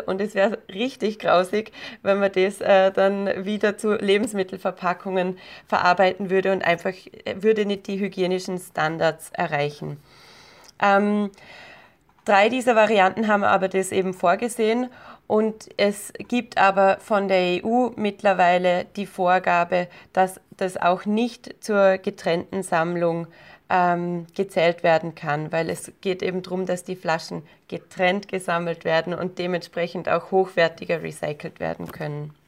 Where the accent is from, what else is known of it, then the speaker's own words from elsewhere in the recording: Austria; Bei uns in Österreich